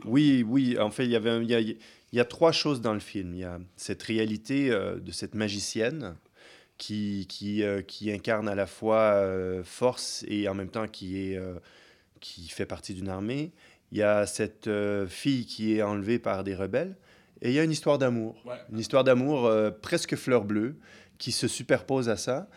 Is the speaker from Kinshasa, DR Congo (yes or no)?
yes; Kinshasa, DR Congo; now in Geneva, Switzerland; quand on vient de Kinshasa